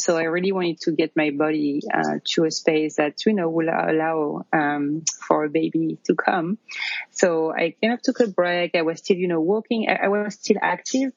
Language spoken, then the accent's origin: English; near Paris, Île-de-France, France; English is a second language; moved away as an adult; now in New York, United States; you can probably tell from my accent, I'm originally from France. I grew up near Paris and I moved to the US about 10 years ago